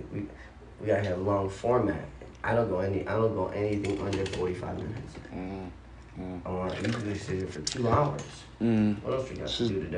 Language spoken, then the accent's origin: English; South Suburbs, right outside Chicago, Illinois, United States; I'm from South Suburbs, just like you, right outside Chicago, best of both worlds, though, right?